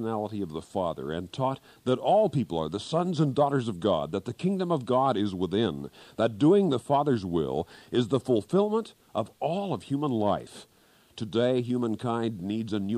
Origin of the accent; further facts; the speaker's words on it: Kansas, United States; moved away; back in Kansas, my home state